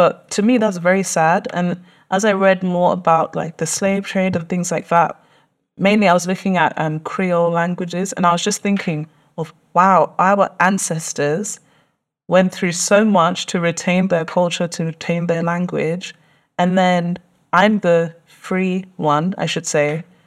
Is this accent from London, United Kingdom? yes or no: yes; London, United Kingdom; I was born and raised in London. Um, literally spent most of my life in Tottenham